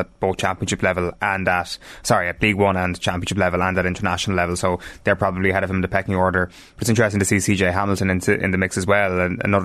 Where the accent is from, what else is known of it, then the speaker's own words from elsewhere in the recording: Ireland; as Irish people